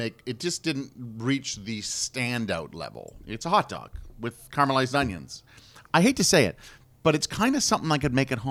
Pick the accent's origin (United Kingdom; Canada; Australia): Canada; And I'm from Canada